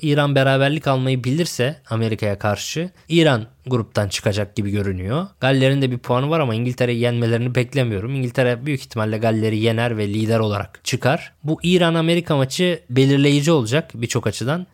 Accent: Lüleburgaz, Kırklareli, Turkey; now in Istanbul, Turkey; Lüleburgaz'da doğup büyüdüm ben.

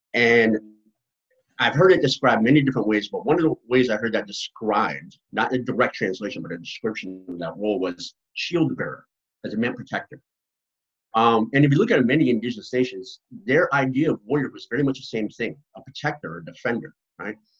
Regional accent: right outside of Boston, Massachusetts, United States; moved away; also born or lived in Mi'kmaq territory; I grew up right outside of Boston in my young years. So I grew up in Massachusetts, very much an urban environment

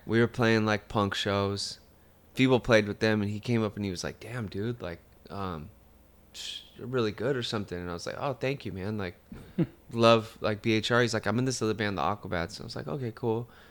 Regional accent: Fontana, California, United States; all my friends were Hispanic. that I grew up with in Fontana

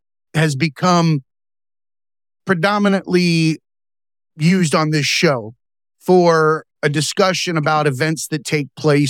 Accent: Lake Okeechobee, Florida, United States; I grew up on Lake Okeechobee, Florida.

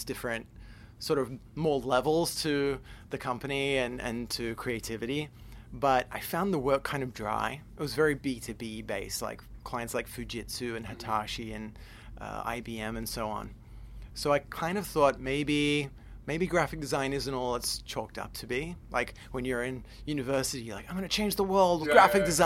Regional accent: Adelaide, South Australia, Australia; I'm from Adelaide in South Australia.

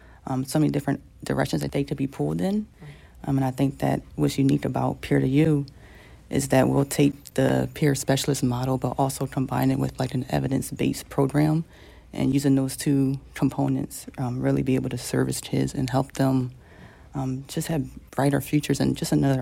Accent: Philadelphia, Pennsylvania, United States; I think growing up in Philly is a unique experience.

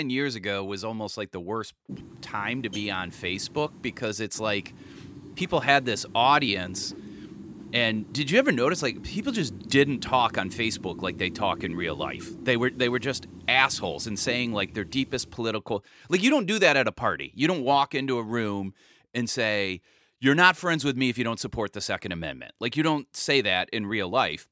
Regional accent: Cleveland, Ohio, United States; moved away; when I go back home to Cleveland

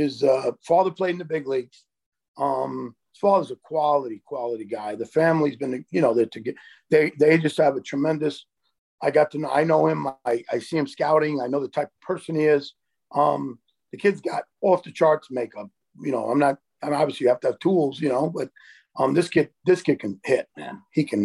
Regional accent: New York City, New York, United States; My parents were both born in Italy, and you know, I grew up in the Bronx

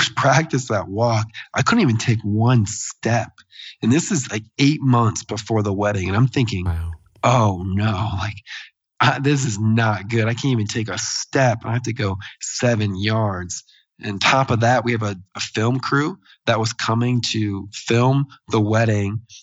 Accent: Des Moines, Iowa, United States; my hometown in Des Moines, Iowa

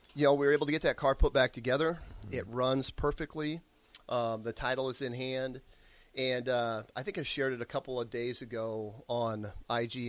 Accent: Rosalie, Nebraska, United States; moved away; also born or lived in Lincoln, Nebraska; I grew up in Village Rosalie in northeast Nebraska in the Omaha Indian Reservation, a village of 90 people.

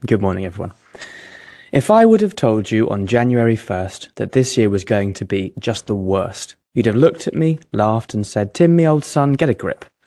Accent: England, United Kingdom; now in Geneva, Switzerland; as an Englishman

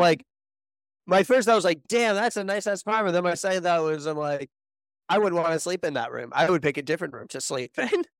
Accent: Connecticut, United States; I grew up in Connecticut

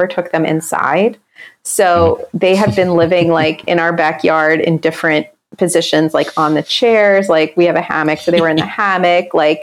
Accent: Pennsylvania, United States; my home state or actually Commonwealth

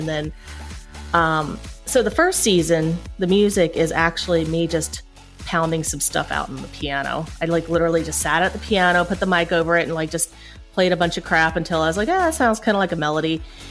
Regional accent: Appalachia, United States; Well, growing up in Appalachia, I did learn violin.

